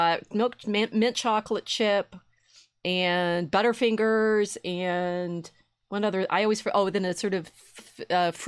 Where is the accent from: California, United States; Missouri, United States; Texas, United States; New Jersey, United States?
Missouri, United States; St. Louis; I was born in St. Louis